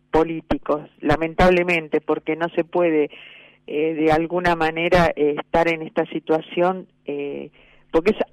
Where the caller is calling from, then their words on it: Monte Grande, Buenos Aires Province, Argentina; de Monte Grande, partido de Esteban Echavarría.